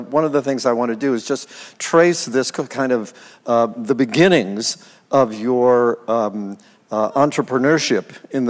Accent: West Virginia, United States; there weren't many Greeks in my hometown, and my family would go off and visit relatives in other towns in West Virginia, where I'm from.

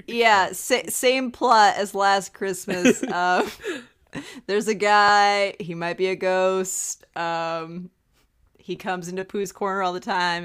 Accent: Montana, United States; I'm from Montana

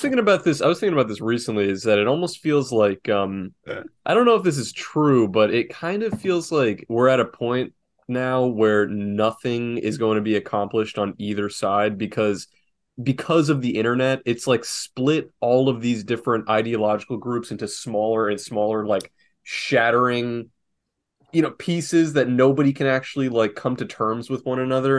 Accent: South Florida, United States; also born or lived in North Carolina; I'm from South Florida and there's a lot of Jews here

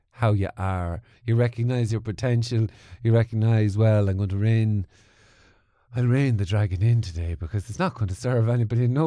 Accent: Mullingar, Leinster, Ireland; also born or lived in Portlaoise / Dublin / Manchester; I was born in Mullingar. Born in Mullingar. Moved to Portlaoise.

